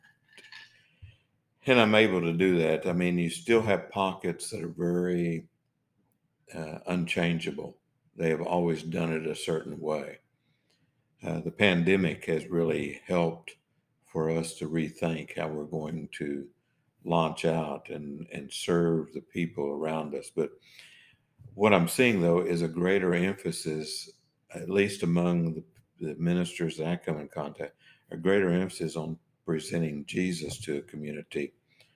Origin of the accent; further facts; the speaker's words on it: Oklahoma, United States; moved away as an adult; also born or lived in New England / Newport, Rhode Island; what I grew up with in Oklahoma